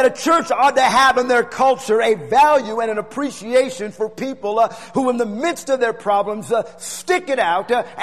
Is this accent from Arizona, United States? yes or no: yes; Tucson, Arizona, United States; having Pastor Warner as your pastor growing up in Tucson Church